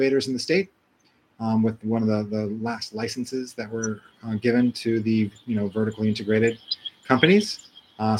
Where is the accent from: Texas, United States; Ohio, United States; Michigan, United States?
Ohio, United States; also born or lived in Massachusetts; now in Chicago, United States; I'm originally from Ohio, so I'm a Midwestern boy.